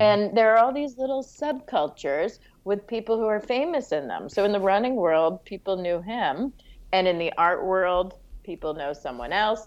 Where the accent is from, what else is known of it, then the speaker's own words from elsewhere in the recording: New York City, New York, United States; also born or lived in Montreal, Canada; I loved growing up in New York